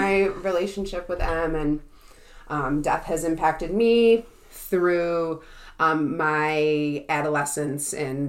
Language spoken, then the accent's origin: English; Perry, Michigan, United States; moved away as an adult; now in Grand Rapids, United States; I'm 26 years old. I grew up in Perry, Michigan